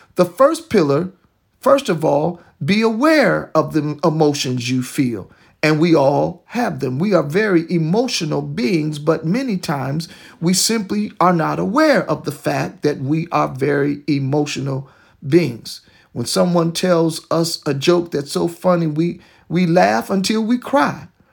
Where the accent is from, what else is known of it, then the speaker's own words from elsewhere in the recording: Detroit, Michigan, United States; my hometown of Detroit, Michigan